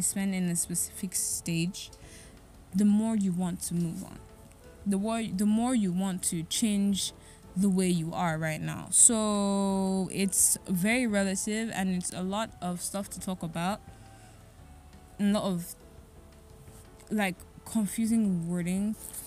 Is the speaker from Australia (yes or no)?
no; Nigeria; As a Nigerian, or even as an African from any country in Africa